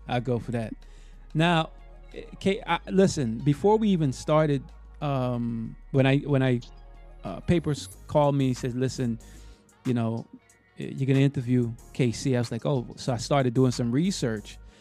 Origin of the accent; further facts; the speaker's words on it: New York City, New York, United States; now in Florida, United States; I usually say I'm from Brooklyn. I don't say I'm from New York.